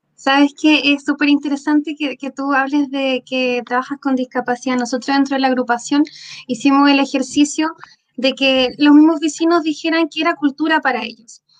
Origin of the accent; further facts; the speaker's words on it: Valparaíso, Chile; now in Puerto Aysén, Chile; yo originalmente soy de Valparaíso, eh, una, una ciudad que tiene cultura por todos sus rincones